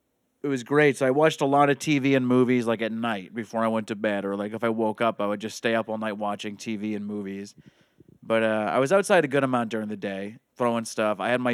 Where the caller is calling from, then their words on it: Haverhill, Massachusetts, United States; From Haverhill, Mass.